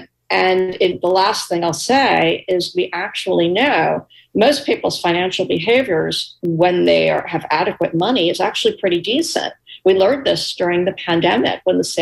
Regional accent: New York City, New York, United States; I was a little girl growing up in New York City

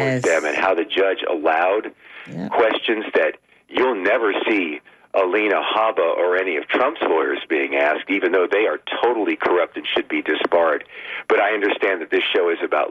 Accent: Clearwater, Florida, United States; I grew up in Clearwater, near the color line

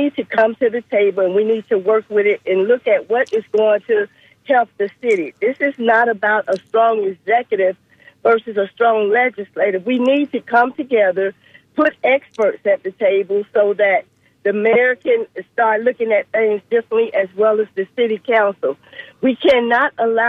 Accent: Tampa, Florida, United States; I'm a Tampa girl. I was raised in Ybor City, so Tampa has been my home for a long time.

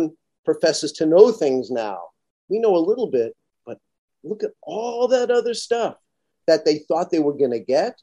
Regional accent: New York City, New York, United States; I'm from Brooklyn.

